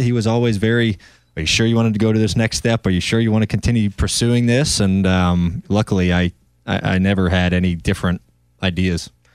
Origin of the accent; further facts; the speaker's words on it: North Carolina, United States; also born or lived in Ohio; I grew up in North Carolina, but I'm from Ohio